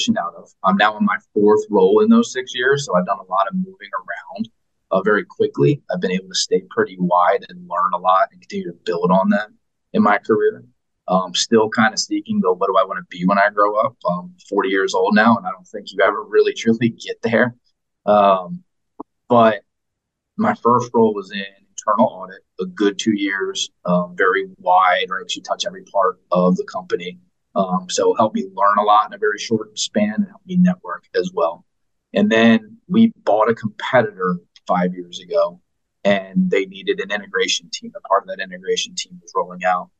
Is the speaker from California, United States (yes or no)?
no; Wilmington, Delaware, United States; moved away; I'm originally from Wilmington, Delaware